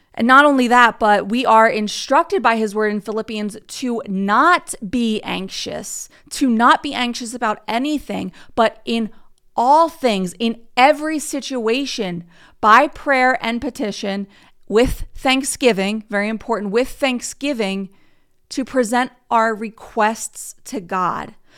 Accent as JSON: {"language": "English", "country": "United States", "said": "I'm from America"}